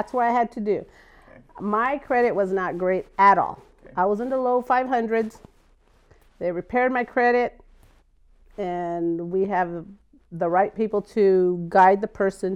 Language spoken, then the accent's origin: English; Buckeye, Arizona, United States; Buckeye, Arizona